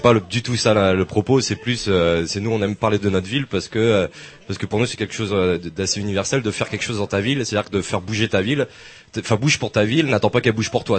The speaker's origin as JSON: {"language": "French", "town": "Saint-Brieuc", "region": "Brittany", "country": "France", "said": "on vient de Saint-Brieuc"}